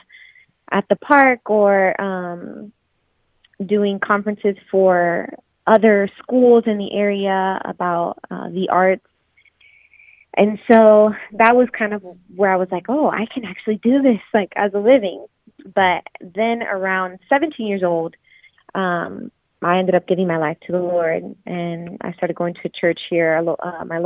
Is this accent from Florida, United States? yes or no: yes; Florida, United States; born or raised there; also born or lived in New York / Puerto Rico (ancestry)